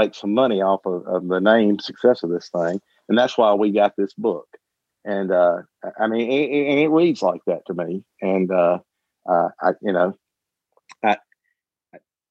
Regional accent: Mississippi, United States; I grew up in Mississippi

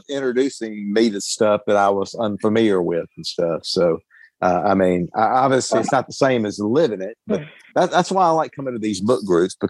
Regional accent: Mississippi, United States; I grew up in Mississippi and stuff, which, we weren't rich or anything. We were probably lower middle class

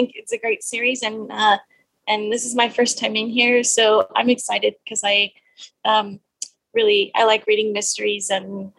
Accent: Texas, United States; I'm from Texas

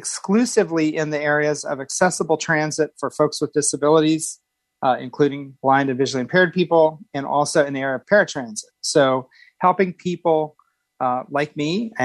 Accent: Indiana, United States; now in Phoenix, United States; I'm originally from Indiana. I've lived in a number of states around the country.

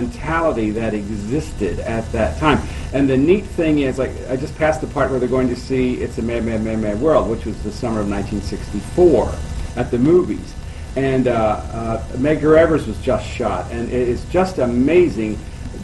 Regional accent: Lebanon, Pennsylvania, United States; I'm from Lebanon, Pennsylvania.

